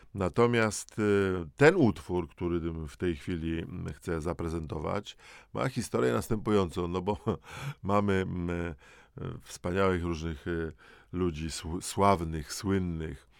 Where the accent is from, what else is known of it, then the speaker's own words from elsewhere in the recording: Dąbrowa Górnicza, Silesian Voivodeship, Poland; w liceum w, w Dąbrowie Górniczej w pierwszej powie lat 70.